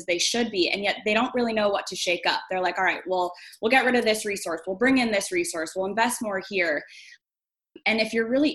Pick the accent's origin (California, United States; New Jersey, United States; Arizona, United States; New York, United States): Arizona, United States; Tucson; moved away as an adult; now in Chicago, United States; I'm actually from Tucson, Arizona, born and raised Tucsonan